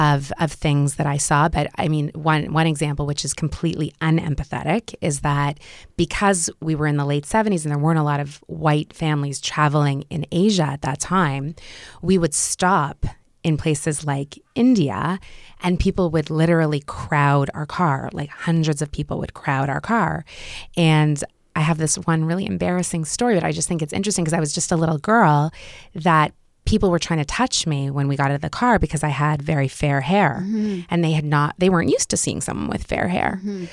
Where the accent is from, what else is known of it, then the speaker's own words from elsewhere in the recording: Montreal, Quebec, Canada; also born or lived in Israel; I was brought up in Montreal, but we started off in a kibbutz in Israel and lived on a kibbutz for 6 months.